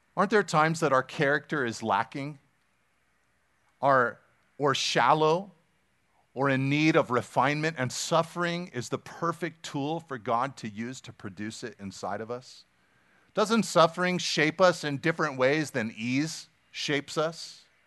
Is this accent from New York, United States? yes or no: no; Pacific Grove, California, United States; I grew up in Pacific Grove